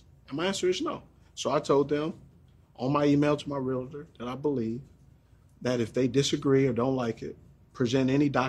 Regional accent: Los Angeles, California, United States; Exactly. Remember, I grew up in the …, you know, ….

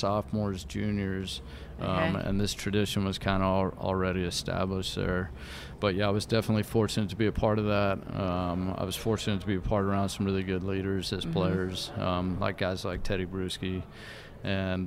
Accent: West Coast, United States; also born or lived in Philadelphia area / New Jersey; now in Detroit, United States; I grew up on the West Coast

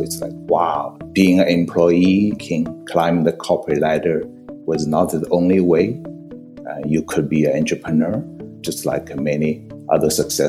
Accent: Xi'an, Shaanxi, China; moved away as an adult; also born or lived in Shanghai, China / Beijing, China / Japan / New York, United States; now in Silicon Valley, United States; Yes, I was born in China, Shanghai, and then went to Xi'an for doing my elementary and high school, and then spent 8 years at Beijing Tsinghua University. That's 8 years, and then spent 1 year in Japan. You know, 1990, I came to New York

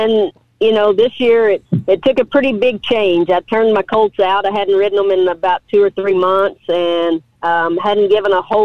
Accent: Abilene, Texas, United States; I was born and raised in Abilene, Texas.

